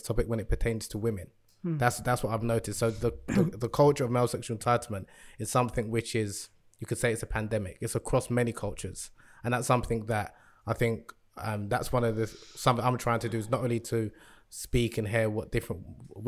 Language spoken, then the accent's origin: English; Nigeria; moved away; I'm originally from Nigeria